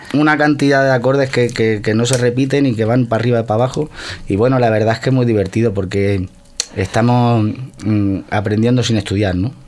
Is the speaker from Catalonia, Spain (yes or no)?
yes; Santa Coloma de Gramenet, Catalonia, Spain; yo soy de Santa Coloma.